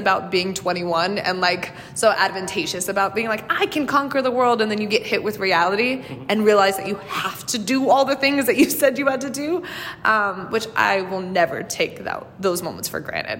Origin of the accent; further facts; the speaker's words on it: California, United States; moved away as an adult; now in New York City, United States; my small town in California